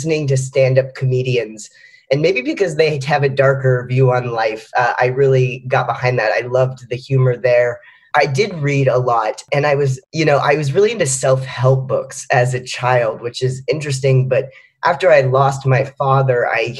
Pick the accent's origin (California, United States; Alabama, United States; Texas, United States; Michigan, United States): Texas, United States; Austin; moved away as an adult; now in New York, United States; I grew up in Austin, Texas, which is a great city, and my family still lives there